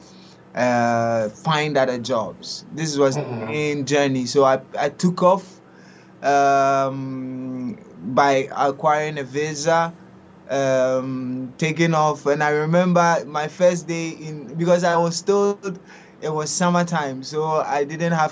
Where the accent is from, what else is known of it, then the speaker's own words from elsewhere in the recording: Ghana; first language Twi; English is a second language; moved away as an adult; now in Italy; I was born in Ghana. I studied in Ghana. Actually, I finished my studies in Ghana as a teacher. I was a teacher, and then I came over to Italy at the age of 24